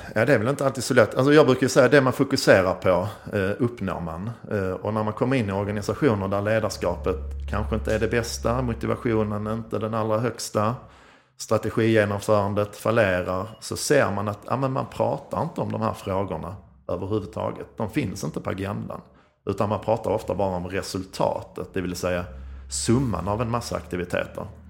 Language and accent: Swedish; Skåne, Sweden; accent: Scanian (skånska); Jag är skånsk som ni hör